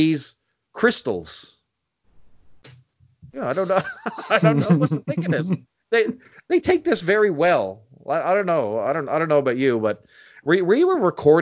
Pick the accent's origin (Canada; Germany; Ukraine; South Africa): Canada; Your Canadian brothers, my home country